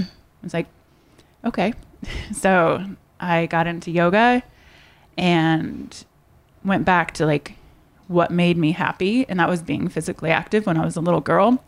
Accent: Indiana, United States; moved away as an adult; now in California, United States; I'm originally from Indiana. Midwest girl, and I moved to California at eighteen.

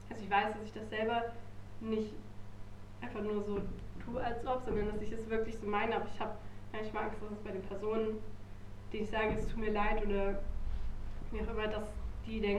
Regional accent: Halle, Saxony-Anhalt, Germany; Ich könnte irgendwie einfacher sagen, ich komme aus Halle oder ich bin Hallenserin

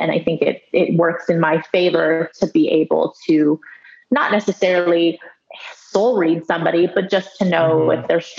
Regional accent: United States; Yeah, well, I grew up in a very traditional Chinese household. So even though we were growing up in the States, a lot of the culture was, you know, in my day-to-day life.

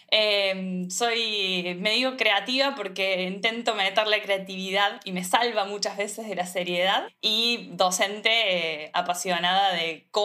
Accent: Córdoba, Argentina; soy también diseñadora de indumentaria, soy de Córdoba Capital.

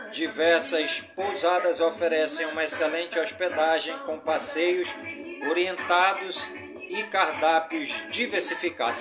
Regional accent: Careiro da Várzea, Amazonas, Brazil; em todas as comunidades do Cariro da Vásia, minha cidade natal

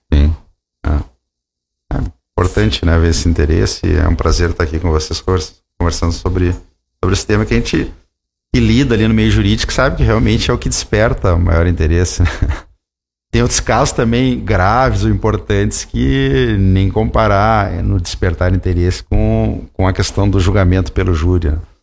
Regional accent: Santa Maria, Rio Grande do Sul, Brazil; sou de Santa Maria

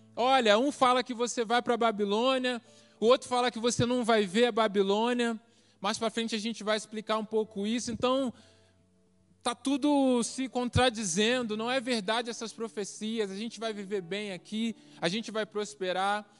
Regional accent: Rio de Janeiro, Brazil; moved away as an adult; also born or lived in Paraná; deixei minha família, tudo no Rio, vim para cá vivia no projeto

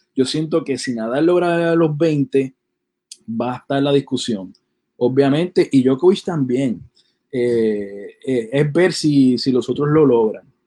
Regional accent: Puerto Rico; nosotros somos de Puerto Rico

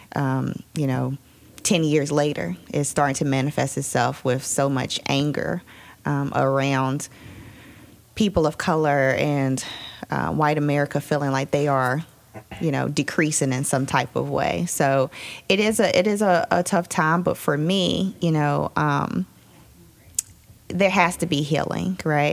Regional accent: Roanoke, Virginia, United States; moved away; I'm from Roanoke originally, moved back about two years ago

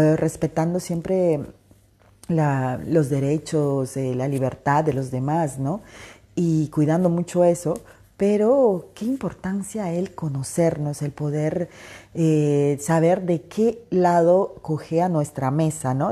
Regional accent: Peru; Soy peruana

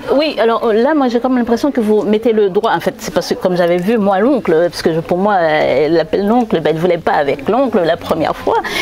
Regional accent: Haiti; en tant qu'haïtien

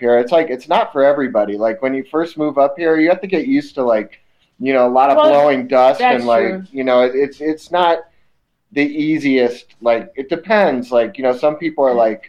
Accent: Chicago, Illinois, United States; now in Los Angeles, United States; I was born in Chicago

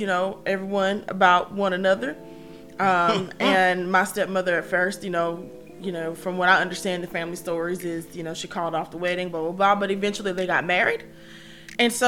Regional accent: Columbus, Georgia, United States; the East Highland, South Side area of town, which is where I grew up in Warren Williams. So, you know, every time my mom elevated in life, you know, she shifted and moved us. So by the time I grew up in what's now known as East Columbus

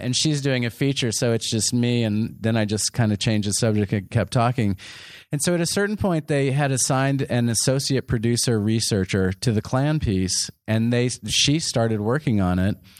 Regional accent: San Antonio, Texas, United States; moved away as an adult; also born or lived in New York; I grew up in San Antonio, Texas

